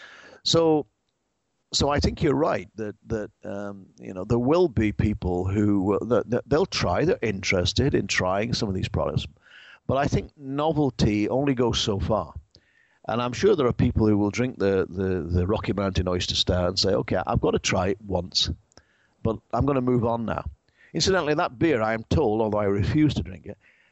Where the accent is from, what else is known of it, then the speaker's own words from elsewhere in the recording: England, United Kingdom; now in United States; I'm English